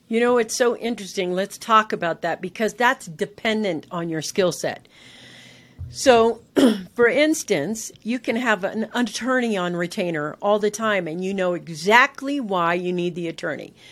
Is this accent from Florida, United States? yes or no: no; San Francisco, California, United States; I literally was living in San Francisco. That's where, you know, I grew up in California